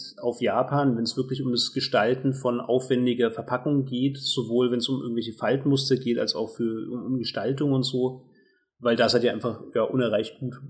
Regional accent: Germany; als Deutscher

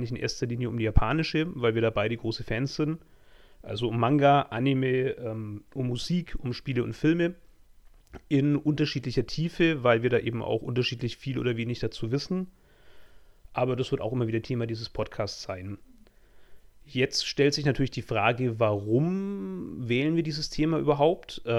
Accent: Bavaria, Germany; accent: Franconian; Ich komme aus Franken. Das hört man natürlich deutlich.

